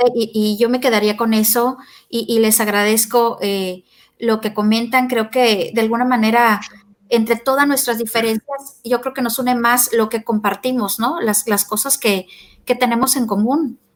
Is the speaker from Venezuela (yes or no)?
no; Mexico; nosotros como latinoamericanos, este, en Argentina y en México